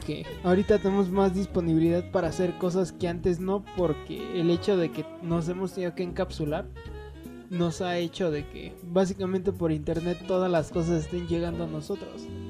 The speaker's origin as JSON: {"language": "Spanish", "region": "State of Mexico", "country": "Mexico", "said": "nosotros que somos del Estado de México"}